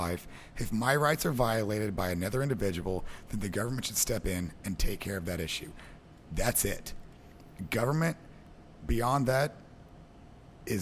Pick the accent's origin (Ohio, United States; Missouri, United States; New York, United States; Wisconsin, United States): Missouri, United States; Southwest; I'm from Southwest Missouri